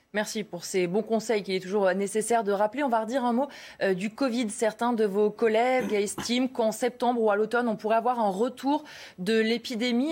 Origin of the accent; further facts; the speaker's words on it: France; Chez nous, en France